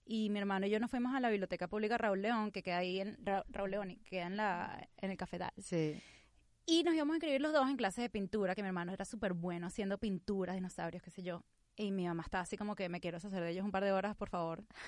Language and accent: Spanish; Venezuela; born or raised there; moved away as an adult; now in United States